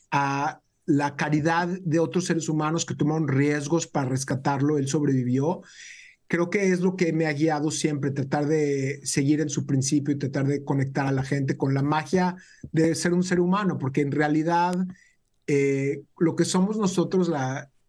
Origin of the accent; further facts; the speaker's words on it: Mexico; now in United States; Yo vine de México, era algo que yo no tomaba por cierto, pero en Estados Unidos toda mi vida acá lo hemos tomado por un hecho